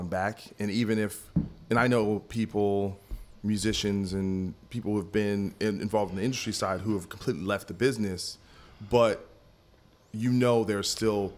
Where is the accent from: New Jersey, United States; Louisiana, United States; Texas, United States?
New Jersey, United States; I'm from Jersey